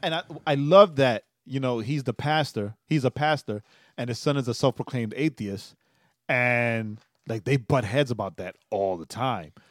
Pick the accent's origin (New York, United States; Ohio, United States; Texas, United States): New York, United States; as a New Yorker